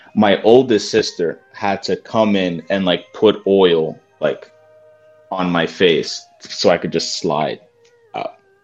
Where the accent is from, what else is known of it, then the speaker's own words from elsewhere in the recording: New Jersey, United States; me being from Jersey